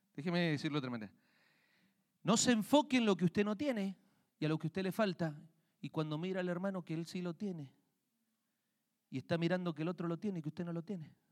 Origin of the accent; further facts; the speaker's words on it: Argentina; now in Colorado, United States; yo crecí en Argentina, vivíamos en una parte, en una finca